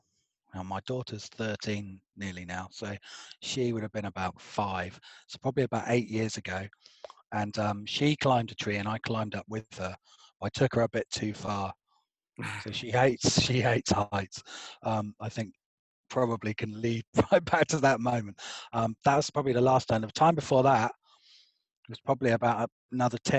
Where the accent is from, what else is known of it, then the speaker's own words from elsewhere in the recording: Albury, South East England, United Kingdom; accent: posh; now in London, United Kingdom; I grew up in a tied cottage next to a churchyard in a little village called Albury